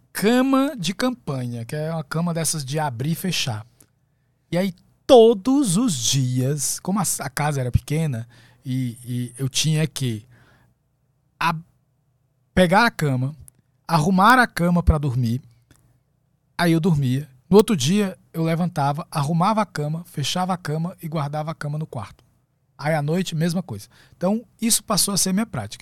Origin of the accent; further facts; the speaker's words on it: Fortaleza, Ceará, Brazil; nasci em Fortaleza, no Ceará.